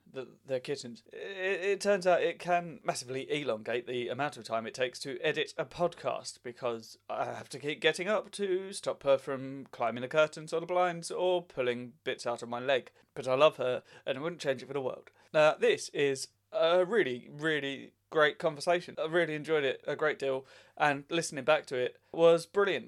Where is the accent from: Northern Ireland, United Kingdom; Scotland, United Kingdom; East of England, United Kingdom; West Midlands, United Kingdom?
East of England, United Kingdom; Southend-on-Sea; he's actually from the same town as me.